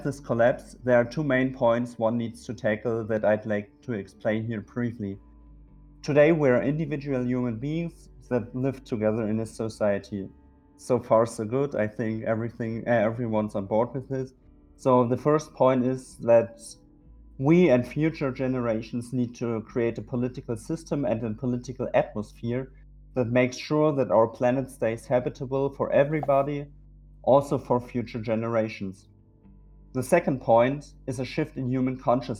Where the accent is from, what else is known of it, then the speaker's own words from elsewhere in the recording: eastern Germany, Germany; I'm from Eastern Germany, and I'm a student in political communication and political science at Dresden University. Being born and raised on the territory of the former Soviet satellite state, German Democratic Republic